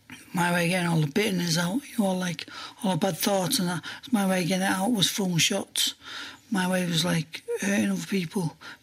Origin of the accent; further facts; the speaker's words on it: Ireland; born there; And I was born in a car, raised in caravans. But I was born in Ireland and proud of that.